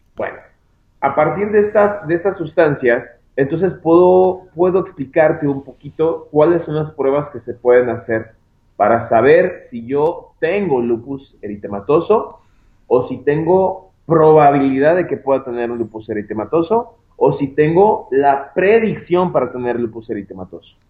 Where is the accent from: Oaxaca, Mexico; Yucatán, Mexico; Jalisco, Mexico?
Jalisco, Mexico; Guadalajara; Yo soy de acá de Guadalajara, Jalisco, México. Yo me encuentro trabajando aquí en mi, en mi ciudad natal, que es una ciudad de Guadalajara.